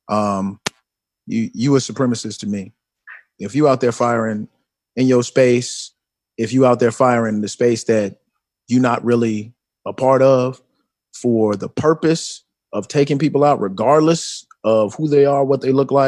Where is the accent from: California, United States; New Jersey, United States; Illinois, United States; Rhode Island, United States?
Illinois, United States; Chicago; I'm from Chicago